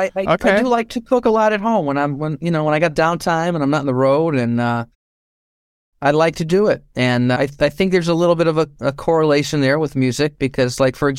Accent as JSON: {"language": "English", "region": "Connecticut", "country": "United States", "tie": "born or raised there", "said": "I still live in Connecticut."}